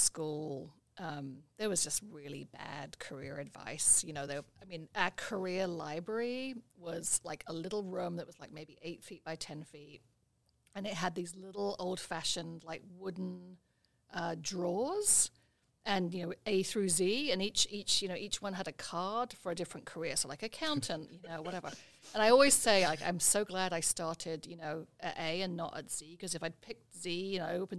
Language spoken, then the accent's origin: English; about an hour east of London, East of England, United Kingdom; moved away as an adult; also born or lived in Barcelona, Spain / Boston, United States; now in Maine, United States; I grew up in England, just about an hour east of London. Lived there for the first, 24 years